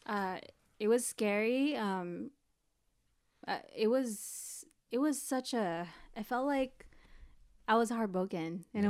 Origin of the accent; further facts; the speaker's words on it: East Bay, Bay Area, California, United States; also born or lived in Philippines; I grew up in the Bay Area. But I mainly grew up in the East Bay